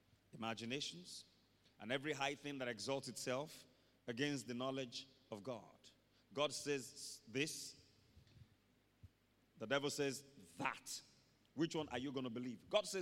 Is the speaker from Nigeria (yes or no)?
yes; Nigeria; I can't get beyond a particular level in my career because I'm Nigerian.